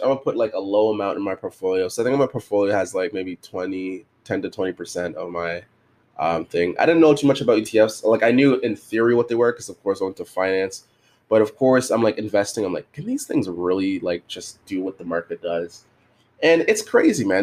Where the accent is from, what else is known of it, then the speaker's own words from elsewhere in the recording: Canada; I'm Canadian